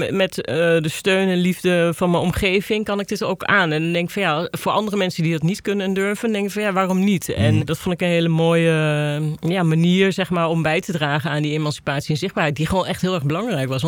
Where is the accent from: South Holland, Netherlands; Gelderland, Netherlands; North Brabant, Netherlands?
Gelderland, Netherlands; kom dan uit de Achterhoek.